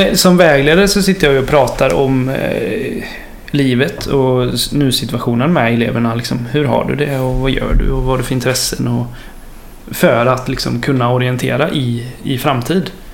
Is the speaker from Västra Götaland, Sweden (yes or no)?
yes; Horred, Västra Götaland, Sweden; moved away as an adult; also born or lived in Kinna; now in Gothenburg, Sweden; Jag är uppvuxen i Marks kommun men inte i Kina